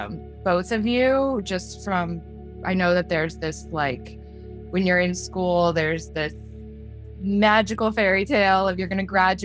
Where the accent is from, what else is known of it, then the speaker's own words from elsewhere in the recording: East Coast, United States; moved away; I am also originally from the East Coast. I am the opposite. I'm so far south. Grew up, but almost so far south that it reverts back to New York.